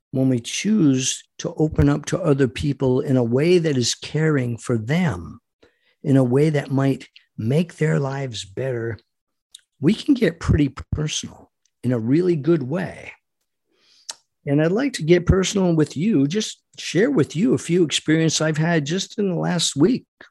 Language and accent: English; United States; We as American patriots